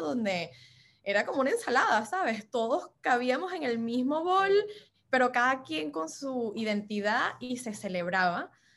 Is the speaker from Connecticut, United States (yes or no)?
no; Miami, Florida, United States; accent: Venezuelan; also born or lived in Louisiana / California / Washington, D.C. / Costa Rica; nací en Luisiana, aquí en los Estados Unidos, por obra y gracia del Espíritu Santo, porque no tengo ninguna conexión con ese estado y soy, como me escuchan el acento, de familia venezolana. Em, crecí entre California y Miami